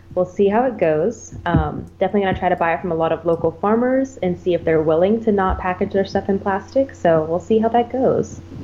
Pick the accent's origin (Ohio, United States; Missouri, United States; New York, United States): Ohio, United States; moved away as an adult; also born or lived in Texas; now in Okinawa, Japan; I grew up in Ohio in the US and then I joined the military